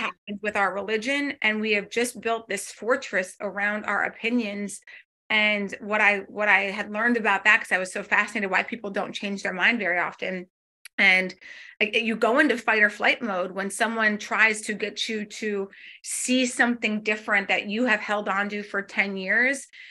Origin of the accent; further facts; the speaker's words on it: North Dakota, United States; moved away; I'm again from North Dakota.